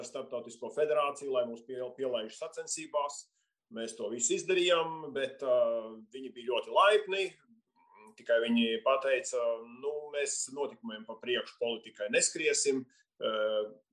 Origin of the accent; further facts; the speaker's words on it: Latvia; mēs neesam krievi no PSRS, mēs esam latvieši